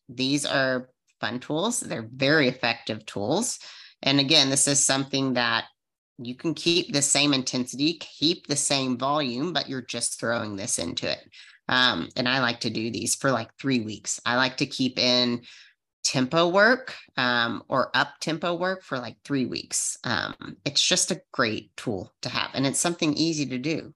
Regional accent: Arizona, United States; I'm from Arizona

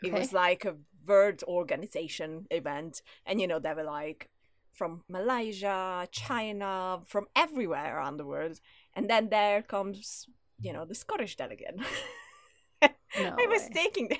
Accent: Hungary; English is a second language; moved away as an adult; also born or lived in London; I'm Hungarian

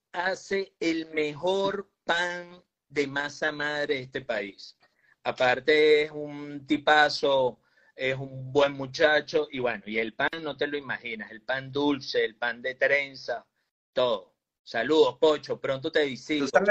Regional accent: Venezuela; nuestro país

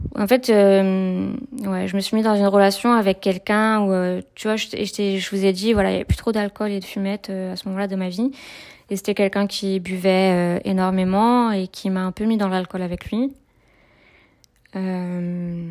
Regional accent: Brittany, France; moved away as an adult; also born or lived in Toulon; j'ai grandi donc en Bretagne et je suis restée en Bretagne jusqu'à mes, mes 19 ans.

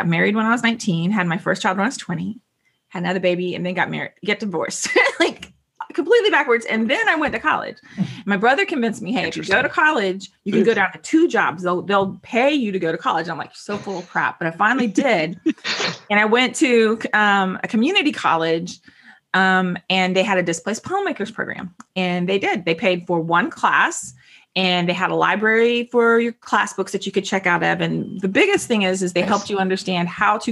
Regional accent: Fort Walton Beach, Florida, United States; I'm from Walton Beach

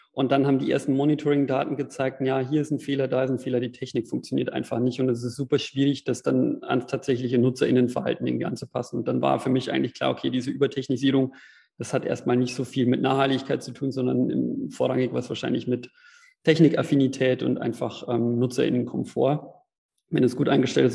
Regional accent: Regensburg, Bavaria, Germany; in meiner Heimatstadt in Regensburg

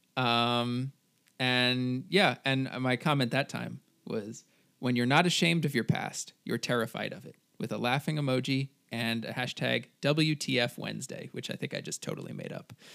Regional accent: New Jersey, United States; moved away as an adult; now in California, United States; I am from New Jersey. I now go to school in California

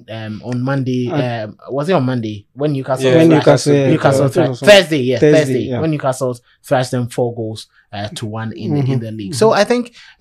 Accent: Ghana; I am a Ghanaian

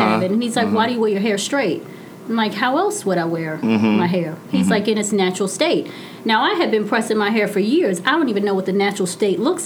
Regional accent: New York City, New York, United States; I come from Brooklyn. I'm the first to go to college

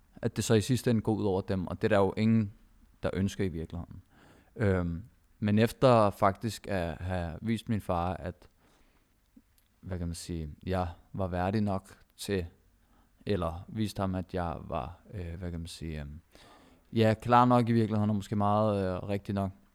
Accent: Denmark; jeg har selv palæstinensiske rødder, og min kone har filippinske rødder, vi begge to er født og opvokset i Danmark

